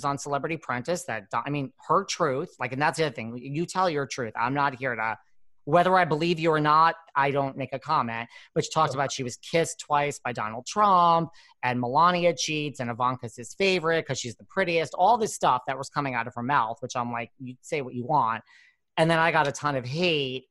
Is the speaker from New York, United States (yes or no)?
yes; New York, United States; I'm from New York